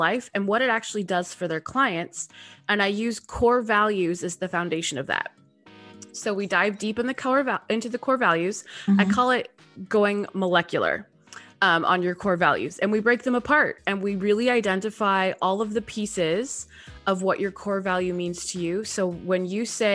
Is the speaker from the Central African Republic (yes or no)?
no; Canada; moved away as an adult; also born or lived in Texas, United States; I am a Canadian living just outside of Toronto, Canada. I spent 10 years in Texas, moved home during the pandemic